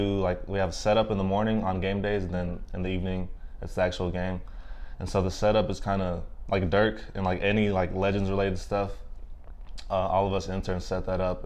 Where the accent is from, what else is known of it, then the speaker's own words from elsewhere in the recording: Dallas, Texas, United States; I grew up in Dallas